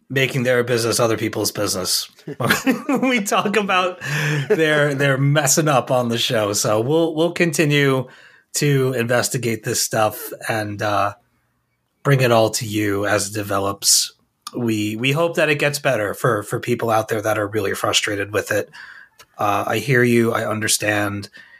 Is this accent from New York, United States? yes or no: yes; Long Island, New York, United States; We're both from Long Island